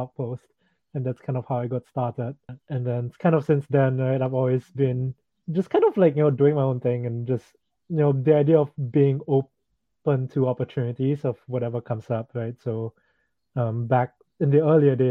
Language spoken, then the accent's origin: English; Singapore; I grew up in Singapore